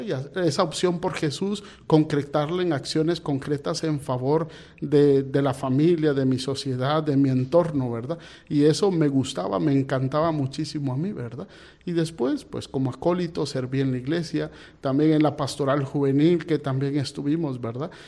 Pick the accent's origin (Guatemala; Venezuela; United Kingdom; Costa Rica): Guatemala; moved away as an adult; also born or lived in Panama / Mozambique; yo soy de Guatemala